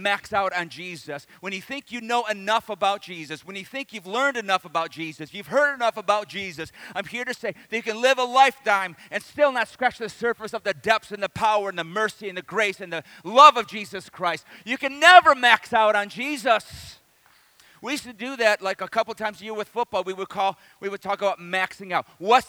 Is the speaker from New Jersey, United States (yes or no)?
no; Detroit, Michigan, United States; also born or lived in the South; I grew up in Detroit, but I went to Bible college in the South